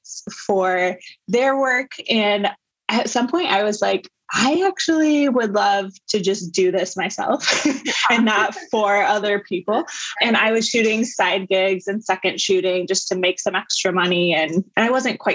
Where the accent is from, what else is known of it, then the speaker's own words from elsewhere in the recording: Iowa, United States; moved away as an adult; also born or lived in West Coast; I grew up in the Midwest in Iowa